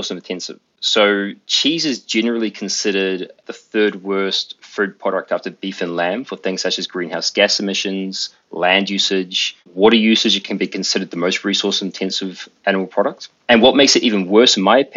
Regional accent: New Zealand; growing up in New Zealand.

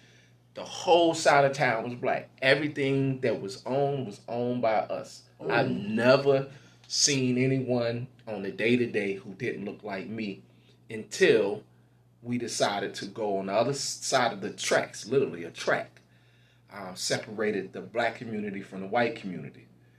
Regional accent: Goldsboro, North Carolina, United States; So the first time I realized I was black was growing up in Goldsboro, North Carolina.

